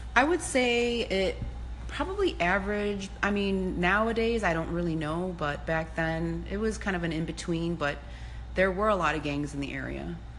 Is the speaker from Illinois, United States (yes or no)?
yes; Cicero, Illinois, United States; I grew up in Cicero, uh, which was a tough neighborhood